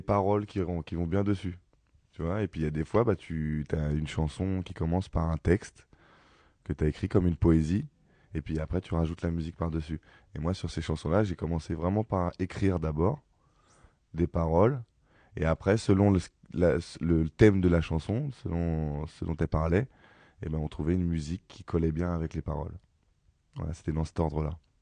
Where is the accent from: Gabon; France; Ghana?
France; Ivry-sur-Seine, Île-de-France; je suis né à Ivry, j'ai grandi à Ivry